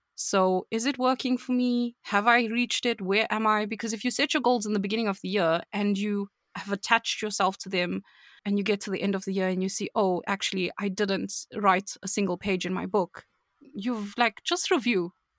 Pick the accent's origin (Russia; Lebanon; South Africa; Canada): South Africa; I'm from South Africa.